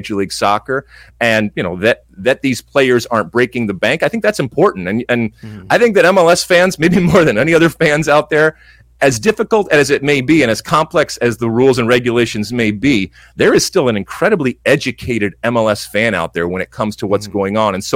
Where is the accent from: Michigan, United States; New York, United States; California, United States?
Michigan, United States; growing up in Michigan